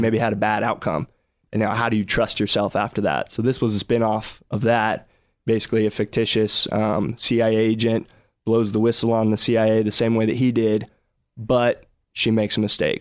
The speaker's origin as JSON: {"language": "English", "town": "Dallas", "region": "Texas", "country": "United States", "tie": "born or raised there", "said": "I was born and raised in Dallas"}